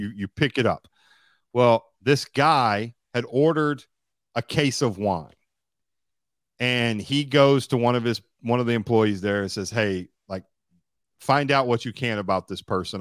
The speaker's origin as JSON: {"language": "English", "town": "Bowling Green", "region": "Kentucky", "country": "United States", "tie": "born or raised there", "said": "my hometown called Western Kentucky University"}